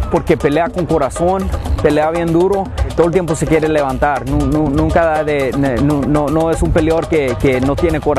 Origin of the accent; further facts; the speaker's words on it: Mexico; estoy bien gustoso que soy mexicano. Eh, esto es algo que, que, tengo en la sangre